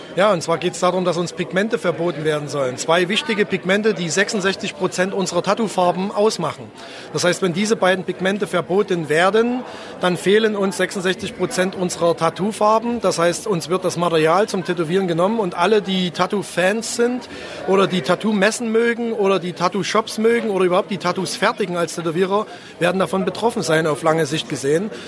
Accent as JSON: {"language": "German", "town": "Zwickau", "region": "Saxony", "country": "Germany", "tie": "born or raised there", "said": "Ich bin gebürtiger Zwickauer"}